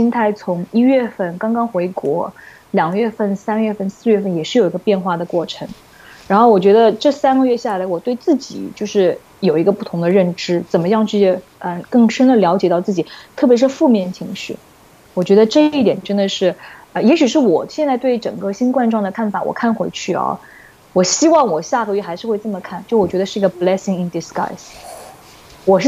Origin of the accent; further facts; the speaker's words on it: China; 除了 Donald Trump，除了 Donald Trump，他一定会怪我们中国人。